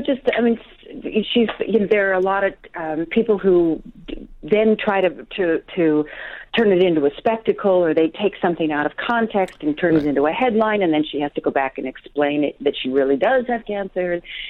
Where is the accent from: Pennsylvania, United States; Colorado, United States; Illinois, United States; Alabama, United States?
Colorado, United States; I'm from Colorado.